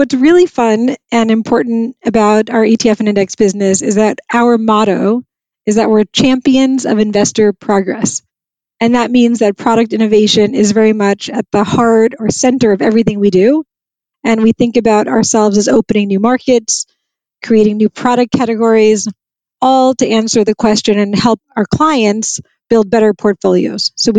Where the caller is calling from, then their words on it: New York, United States; I'm in New York and it's actually a beautiful day. Blue sky and fabulous. So fabulous fall day in New York.